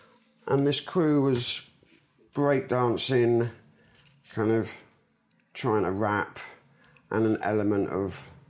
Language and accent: English; London, United Kingdom; I am from London. I was born in St Thomas's Hospital in Southwark.